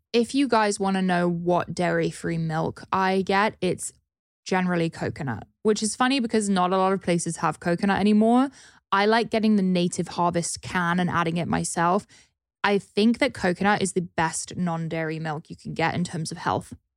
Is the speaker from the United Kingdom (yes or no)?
yes; United Kingdom; now in Los Angeles, United States; a pale British person